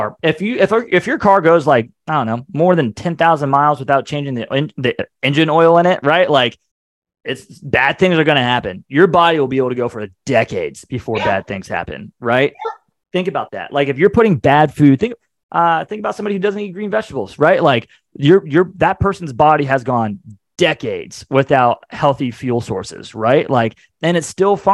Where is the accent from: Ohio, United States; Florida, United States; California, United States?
Ohio, United States; moved away as an adult; now in Atlanta, United States; I grew up in Ohio